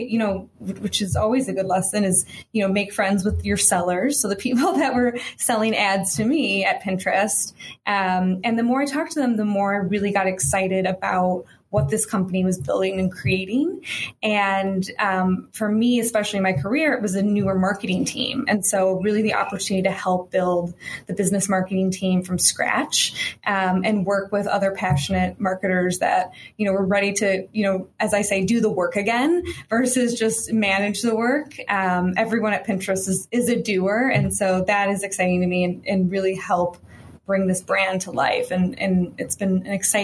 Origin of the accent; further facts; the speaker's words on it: Chicago, Illinois, United States; moved away as an adult; also born or lived in San Francisco; I am from Chicago originally